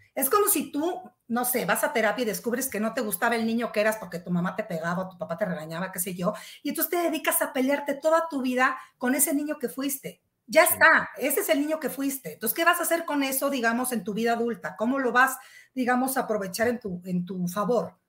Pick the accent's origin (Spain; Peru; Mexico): Mexico; somos mexicanos